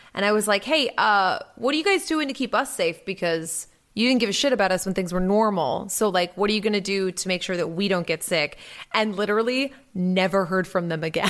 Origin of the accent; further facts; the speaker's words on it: Salisbury, Massachusetts, United States; my hometown in front of my trashy, uh, Carousel in downtown Salisbury Beach